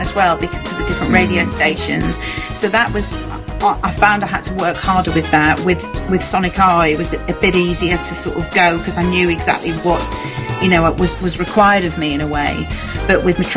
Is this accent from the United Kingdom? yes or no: yes; Yorkshire and the Humber, United Kingdom; accent: Yorkshire; moved away; I'm from Yorkshire